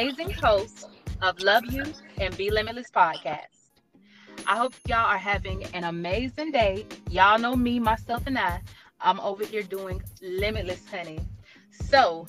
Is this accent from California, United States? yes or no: no; Georgia, United States; I'm from Georgia